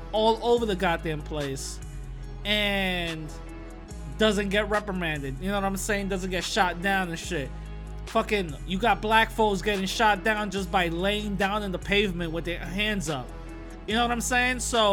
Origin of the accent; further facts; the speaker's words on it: New York City, New York, United States; I am a New Yorker, okay? I am a New Yorker. I'm from the Bronx. I'm in the Bronx